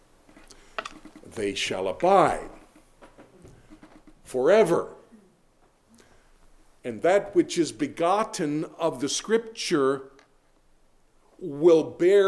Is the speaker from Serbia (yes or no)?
no; Harford County, Maryland, United States; who lie side by side in a Harford County grave